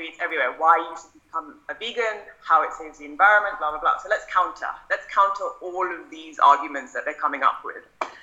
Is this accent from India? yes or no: yes; India; as an Indian kid